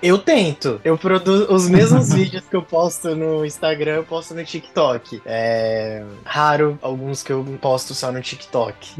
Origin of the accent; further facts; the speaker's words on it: Presidente Prudente, São Paulo, Brazil; lá na minha cidade, por exemplo, em Prudente